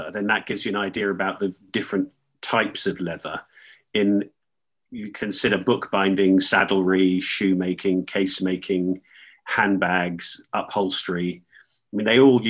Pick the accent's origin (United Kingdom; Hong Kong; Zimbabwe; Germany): United Kingdom; Northampton, East Midlands; I grew up near Northampton, which is the centre of the shoe trade.